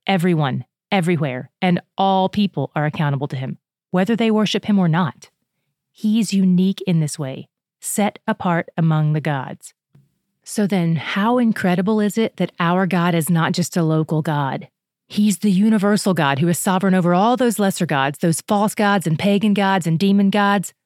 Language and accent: English; United States; As an American citizen